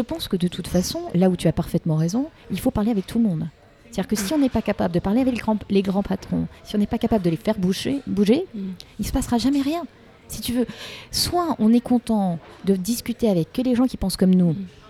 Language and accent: French; Paris, Île-de-France, France; Je suis une Parisienne, je vis à Paris, j'élève mes mm. deux filles à Paris